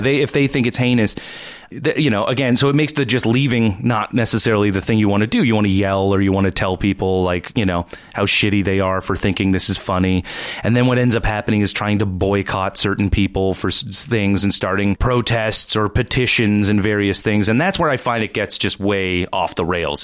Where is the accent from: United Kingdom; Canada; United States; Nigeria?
Canada; East Coast; now in Toronto, Canada; I'm from the East Coast